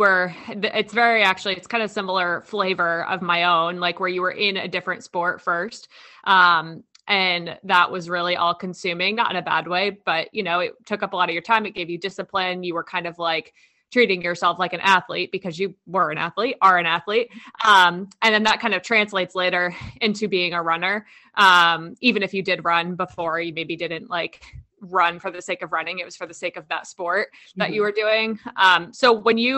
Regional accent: New Jersey, United States; I'm from New Jersey

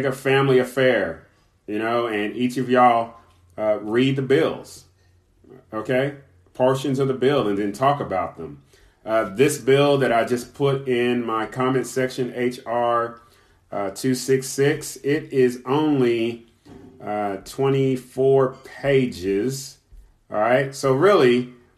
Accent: Kentucky, United States; my home state, my birth state, Kentucky

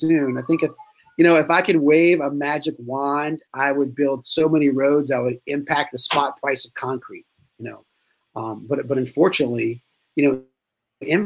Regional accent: near Gonzales, Louisiana, United States; also born or lived in Natchitoches, Louisiana / Baton Rouge, Louisiana; I grew up in Santa Ma, which I like to tell people is a suburb of Gonzales

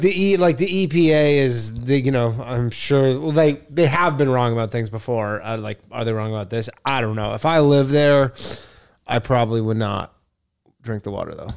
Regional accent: Toronto, Ontario, Canada; I'm from Toronto

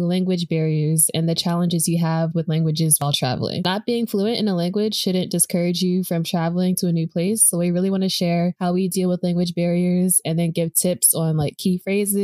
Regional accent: United States; being an American speaking English

